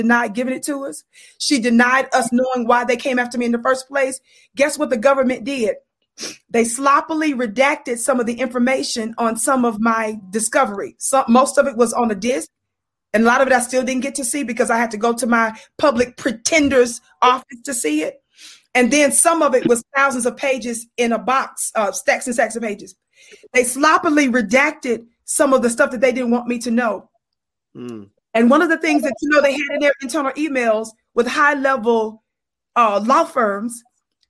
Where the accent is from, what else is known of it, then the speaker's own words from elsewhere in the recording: Mississippi, United States; now in Colorado, United States; I'm born and raised in Mississippi, but now I live in the Wild Wild West